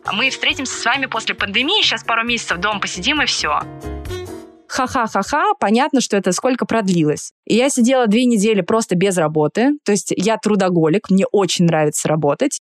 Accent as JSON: {"language": "Russian", "region": "Saint Petersburg", "country": "Russia", "tie": "born or raised there", "moved": "as an adult", "lives_now": "Moscow, Russia", "said": "Я выросла в Петербурге, я петербурженка в третьем поколении, но я 10 лет живу в Москве"}